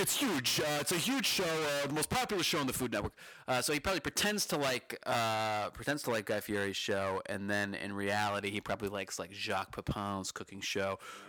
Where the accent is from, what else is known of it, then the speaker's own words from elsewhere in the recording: near Lake George, New York, United States; she's actually from right near my hometown. She's from Lake George, New York, about half an hour from where I was born.